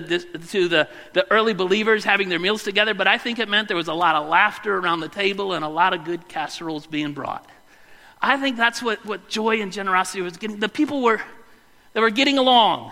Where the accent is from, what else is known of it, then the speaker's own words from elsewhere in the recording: Westland, Michigan, United States; moved away; When I was a kid growing up in the Elmwood Church of the Nazarene in Westland, Michigan